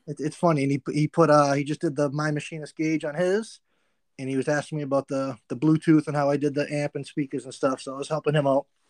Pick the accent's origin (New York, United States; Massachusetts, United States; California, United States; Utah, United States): Massachusetts, United States; I'm from Massachusetts